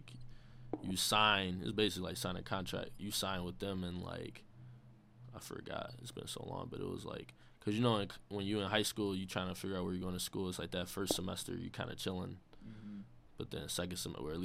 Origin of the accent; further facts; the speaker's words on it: Chicago, Illinois, United States; I'm from the South Side.